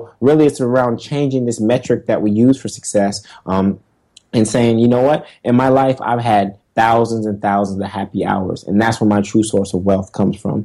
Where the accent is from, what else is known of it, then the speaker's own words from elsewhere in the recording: Oakland, California, United States; moved away as an adult; also born or lived in Los Angeles, California / Stanford, California; now in New York, United States; originally from Oakland, California